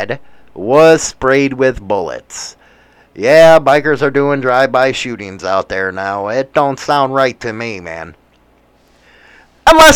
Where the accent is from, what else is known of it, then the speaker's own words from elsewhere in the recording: United States; I am from the United States